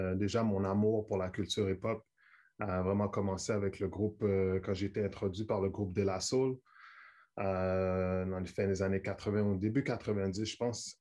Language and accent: French; Montreal, Quebec, Canada; à Montréal, on est près de New York.